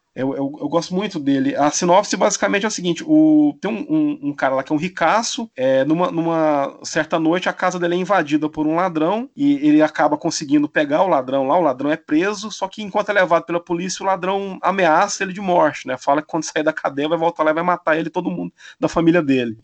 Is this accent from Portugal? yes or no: no; Brazil; para mim como brasileiro